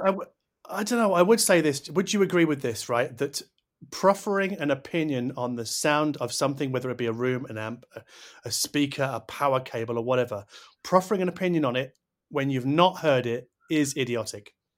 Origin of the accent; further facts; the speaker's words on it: United Kingdom; I'm too British